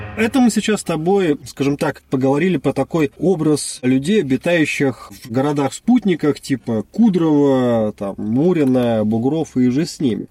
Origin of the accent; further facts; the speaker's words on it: Saint Petersburg, Russia; Мы с тобой, как известно, петербуржцы